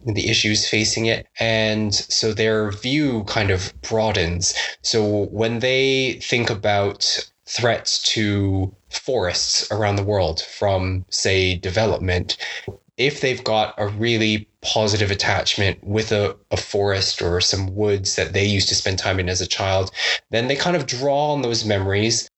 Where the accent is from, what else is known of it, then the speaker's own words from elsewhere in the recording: Toronto, Ontario, Canada; moved away as an adult; now in United Kingdom; I'm from Canada and from Toronto